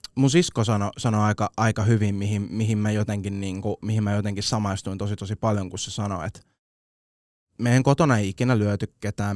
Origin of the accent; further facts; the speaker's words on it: Vantaa, Uusimaa, Finland; Tapulin kasvatti